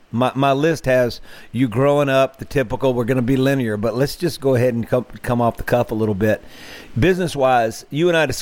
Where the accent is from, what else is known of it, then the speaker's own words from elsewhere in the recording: Greenville, Mississippi, United States; Actually, as close as it gets, my hometown of Greenville.